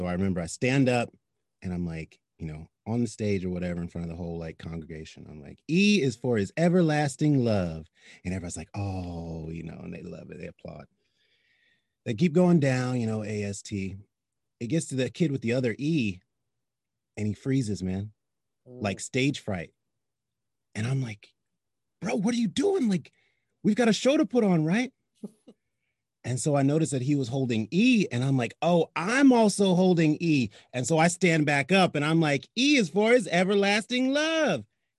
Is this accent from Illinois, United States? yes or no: no; Virginia, United States; born or raised there; now in Los Angeles, United States